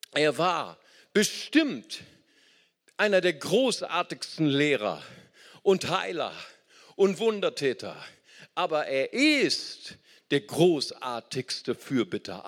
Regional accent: Germany; Ich bin Deutscher

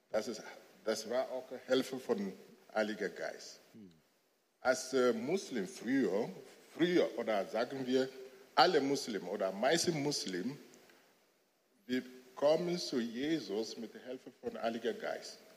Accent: Lomé, Maritime, Togo; German is a second language; now in Germany; ich bin, ich komme aus Togo und ich bin in einer Familie Islam aufgewachsen.

